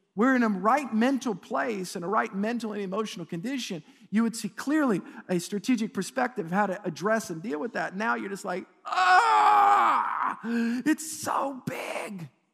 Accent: United States; as an American

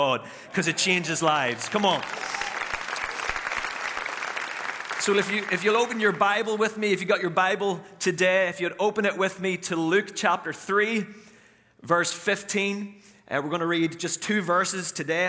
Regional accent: Northern Ireland, United Kingdom; now in United States; I am from Northern Ireland

